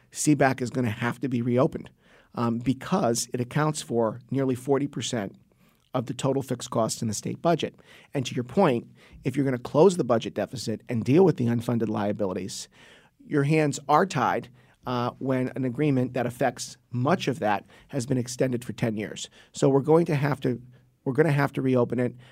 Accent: Trumbull, Connecticut, United States; my hometown of Trumbull, Connecticut.

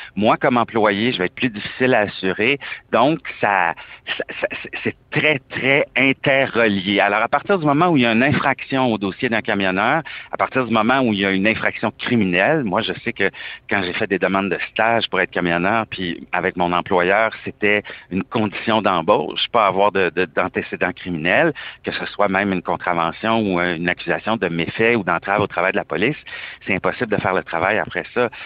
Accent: Canada; je suis canadien

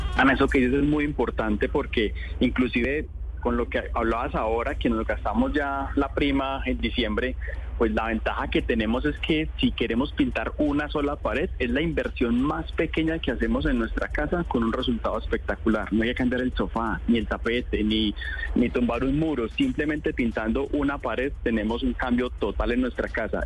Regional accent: Colombia

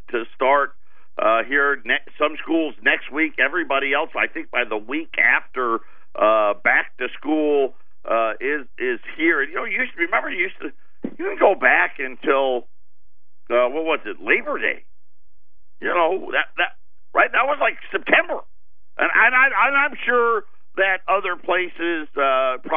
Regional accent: Syracuse, New York, United States; I grew up in Syracuse.

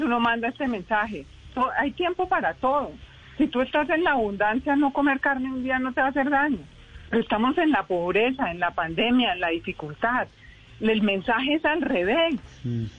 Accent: Colombia

